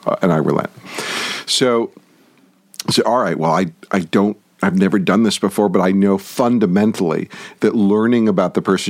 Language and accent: English; Detroit, Michigan, United States; moved away; also born or lived in New York; I was born in Detroit.